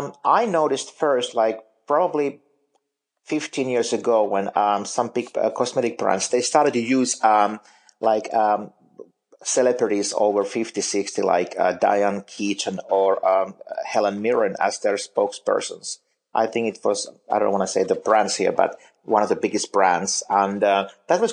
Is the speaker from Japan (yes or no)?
no; Finland; moved away as an adult; now in United States; I'm originally from Finland, and I still work for some of those magazines there